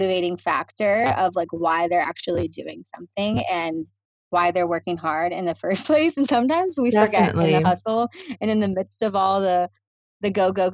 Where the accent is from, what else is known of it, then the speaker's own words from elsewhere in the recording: Naples, Florida, United States; moved away as an adult; now in Hawaii, United States; Love my hometown. Shout out to Naples.